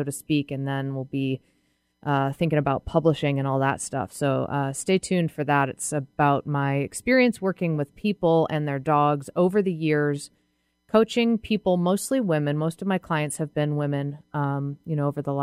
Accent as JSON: {"language": "English", "region": "New England", "country": "United States", "tie": "born or raised there", "moved": "yes", "lives_now": "Seattle, United States", "said": "I grew up in New England."}